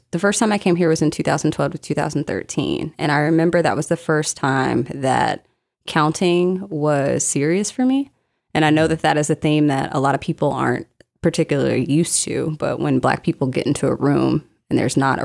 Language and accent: English; Memphis, Tennessee, United States; accent: twang; moved away as an adult; also born or lived in Texas; now in New Hampshire, United States; Memphis, Tennessee is home. Originally, I was born in Texas, but we migrated back to Tennessee, which is home for my parents when I was like 9 months.